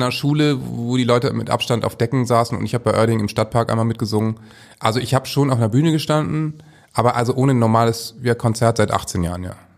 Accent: Northern Germany, Germany; als Norddeutscher kann ich eben sagen

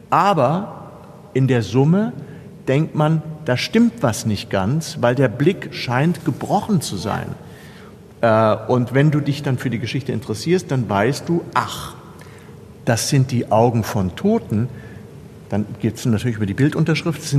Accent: Kassel, Hesse, Germany; ich komme ja aus Kassel, das ist ja die Stadt von Jakob und äh, Wilhelm Grimm.

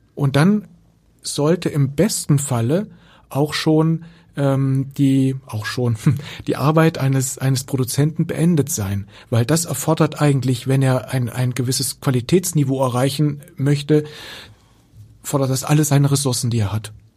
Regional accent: Germany; hier bei uns in Deutschland

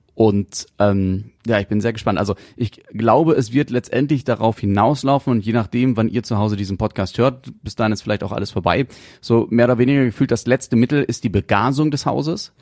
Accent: North Rhine-Westphalia, Germany; bei uns in NRW

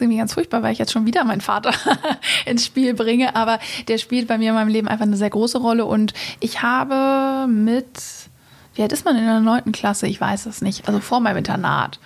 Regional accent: Hamburg, Germany; also born or lived in England, near London; ich komme ursprünglich aus Hamburg

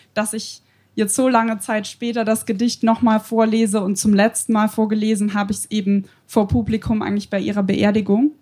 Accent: Bavaria, Germany; komme auch ursprünglich aus Bayern

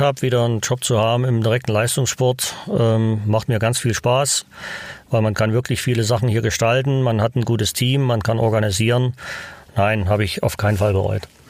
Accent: Zwickau, Saxony, Germany; moved away as an adult; also born or lived in Oberwiesenthal / Leipzig / Winterberg; now in Altenberg, Germany; Ich bin in Zwickau aufgewachsen

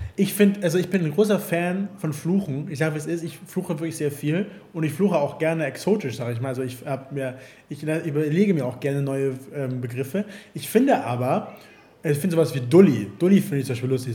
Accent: Hamburg, Germany; ich komme doch, ich komme aus Hamburg. Ich komme aus Hamburg

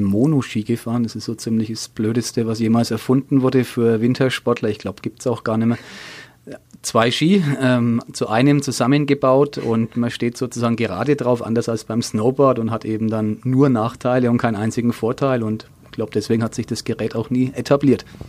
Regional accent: Nuremberg, Bavaria, Germany; Ich bin am alten Kanal groß geworden in der Nähe von der Gartenstadt in Nürnberg

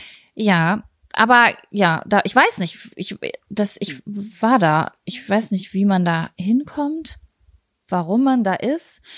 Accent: Lübbecke, North Rhine-Westphalia, Germany; bei uns in Lübbecke

